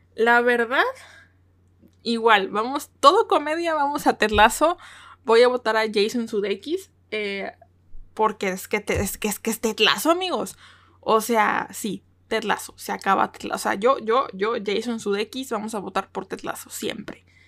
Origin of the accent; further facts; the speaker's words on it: Mexico; soy de México, porque su servidora es de México